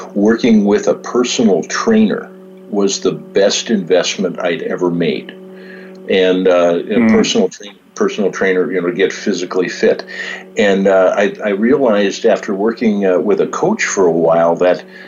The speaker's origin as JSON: {"language": "English", "town": "Valley City", "region": "North Dakota", "country": "United States", "tie": "born or raised there", "said": "I grew up in Valley City, North Dakota, where the Larson family is from"}